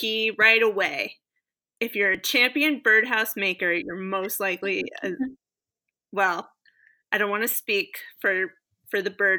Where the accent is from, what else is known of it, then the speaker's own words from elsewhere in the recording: New Jersey, United States; I'm from New Jersey